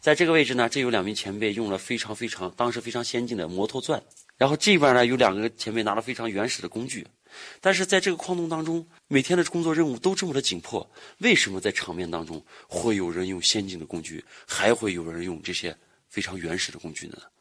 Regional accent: Koktokay, Xinjiang, China; 把我的家乡搞得越来越好

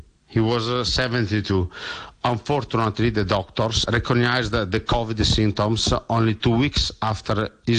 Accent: Bergamo, Lombardy, Italy; from Bergamo.

